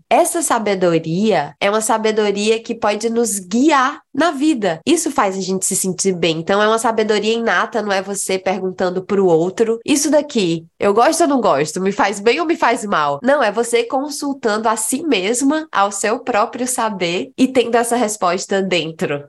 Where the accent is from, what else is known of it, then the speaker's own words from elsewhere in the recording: Northeast Region, Brazil; moved away; quando eu ainda morava na minha terra, no Nordeste